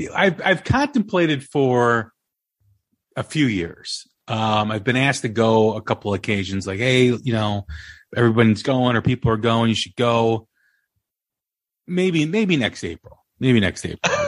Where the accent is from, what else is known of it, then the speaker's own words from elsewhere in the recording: Des Plaines, Illinois, United States; my hometown, Des Illinois